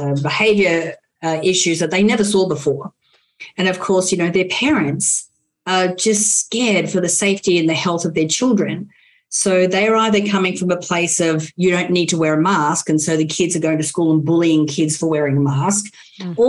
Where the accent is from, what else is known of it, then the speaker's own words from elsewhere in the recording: Australia; now in United States; I'm an Aussie, mate